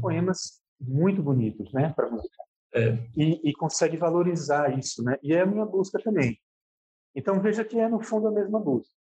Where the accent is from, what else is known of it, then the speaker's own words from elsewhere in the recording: Sergipe, Brazil; moved away; eu tenha vivido minha infância aí em Sergipe